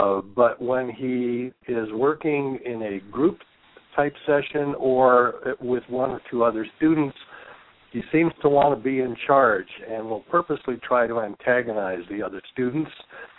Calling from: Washington, United States; I'm calling from Washington State.

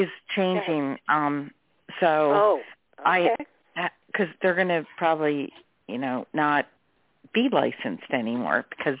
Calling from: Delaware, United States; I'm calling from Delaware.

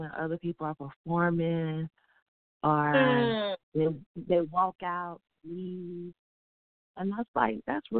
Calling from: Tampa, Florida, United States; I'm calling from Tampa, Florida.

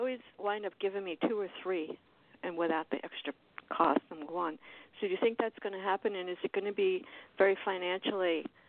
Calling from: South Miami, Florida, United States; I'm in South Miami.

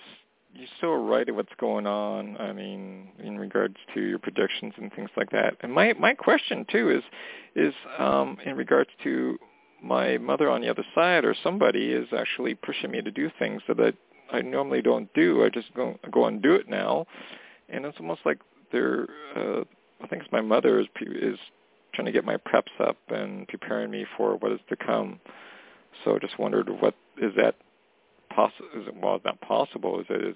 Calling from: Canada; calling from Canada.

